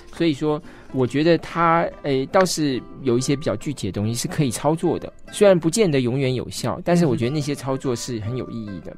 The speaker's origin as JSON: {"language": "Chinese", "country": "Taiwan", "said": "大家都觉得应该我们都是台湾人。嗯，但在我们小时候受教育的时候，我们刚开始受教育的时候，还是中国人的那一套教育"}